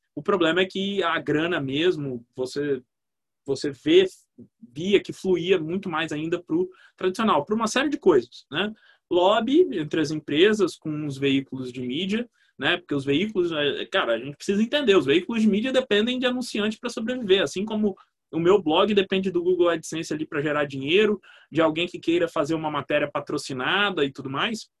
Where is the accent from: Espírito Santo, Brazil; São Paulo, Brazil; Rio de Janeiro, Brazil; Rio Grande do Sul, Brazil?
Espírito Santo, Brazil; Vitória; Sou de Vitória